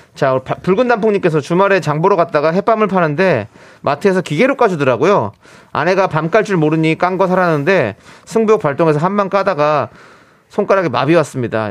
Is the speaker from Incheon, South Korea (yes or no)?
yes; Incheon, South Korea; 어렸을 때부터 이제 월미도에서 나, 자랐으니까